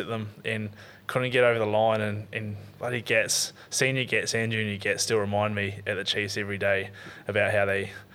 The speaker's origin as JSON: {"language": "English", "town": "Tauranga", "region": "Bay of Plenty", "country": "New Zealand", "tie": "born or raised there", "said": "I grew up in Otamodai"}